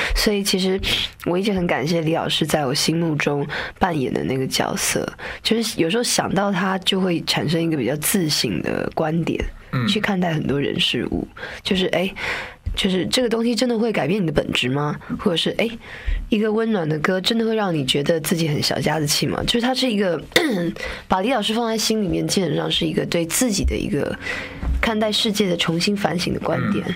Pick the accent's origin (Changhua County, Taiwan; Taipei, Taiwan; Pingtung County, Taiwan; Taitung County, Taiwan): Taipei, Taiwan; 因为我是台北长大的，小孩子嘛，在台湾的北部